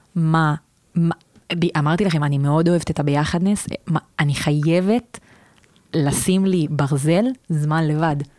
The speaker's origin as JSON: {"language": "Hebrew", "region": "Southern District", "country": "Israel", "also_born_or_lived": "Tel Aviv", "moved": "as an adult", "said": "אני מהדרום, מהצד השני"}